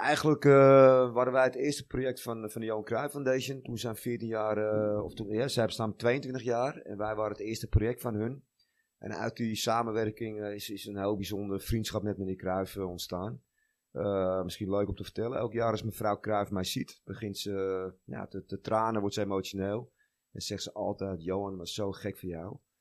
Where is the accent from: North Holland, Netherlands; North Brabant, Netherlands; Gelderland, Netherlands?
North Holland, Netherlands; Amsterdam; Nou, ik ben een jongetje uit Noord. Ik speelde in mijn 16e in de UV1. Ben opgegroeid in de Loenenmark bij mijn ouders en Noord.